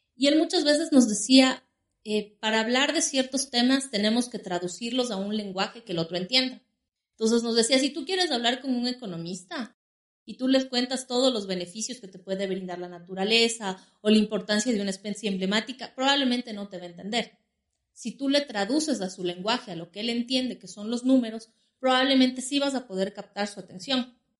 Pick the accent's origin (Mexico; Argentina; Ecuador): Ecuador; Quito, Pichincha; nací aquí en la ciudad de Quito